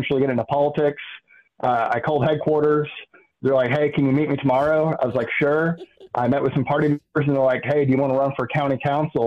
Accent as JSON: {"language": "English", "town": "Columbus", "region": "Indiana", "country": "United States", "tie": "born or raised there", "also_born_or_lived": "Illinois", "said": "I grew up here in Columbus. I wasn't necessarily born here. I was born in Illinois. Don't hold it against me, but moved here when I was two"}